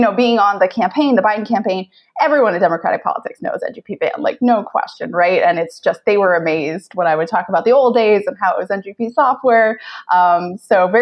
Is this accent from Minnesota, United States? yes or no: no; Manchester, New Hampshire, United States; born or raised there